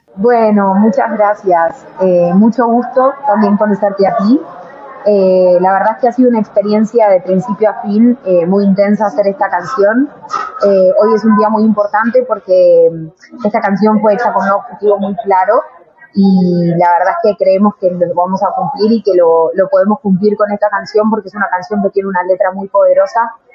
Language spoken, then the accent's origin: Spanish; Argentina; moved away as an adult; now in Bogotá, Colombia; soy argentina, vivo en Bogotá hace nueve años